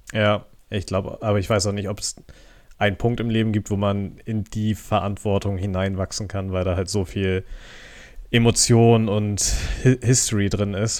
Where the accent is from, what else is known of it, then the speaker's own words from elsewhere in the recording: Germany; als Deutscher